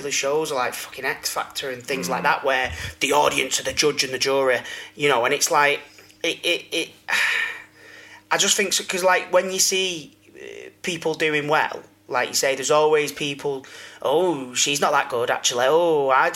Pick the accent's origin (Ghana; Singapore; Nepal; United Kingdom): United Kingdom; Manchester, North West England; I'm in my head still that little scally from Withenshaw